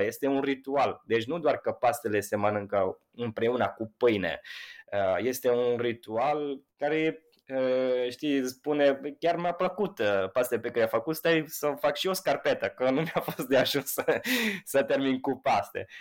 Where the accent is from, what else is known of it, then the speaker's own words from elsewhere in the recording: Italy; Romanian is a second language; now in Romania; sunt un italian